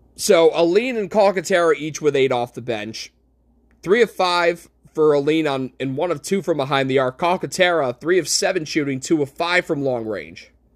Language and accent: English; Utica, New York, United States; my hometown of Utica